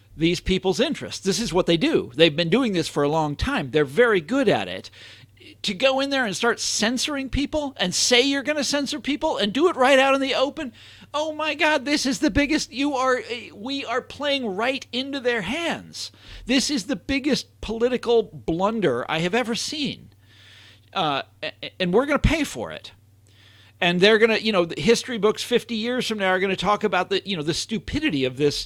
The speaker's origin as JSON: {"language": "English", "town": "Kansas City", "country": "United States", "moved": "yes", "said": "I'm from Kansas City, two million is the population is two million people"}